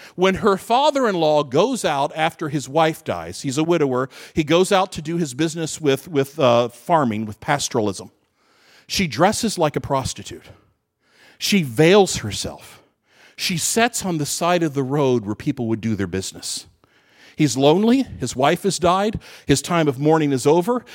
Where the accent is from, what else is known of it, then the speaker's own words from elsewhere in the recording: Kentucky, United States; I'm from Kentucky, so I grew up in a flyover state